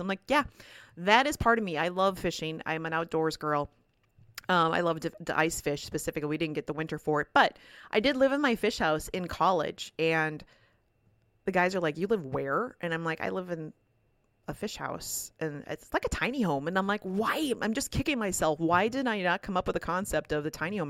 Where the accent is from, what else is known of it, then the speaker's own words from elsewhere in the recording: Minnesota, United States; I am from Minnesota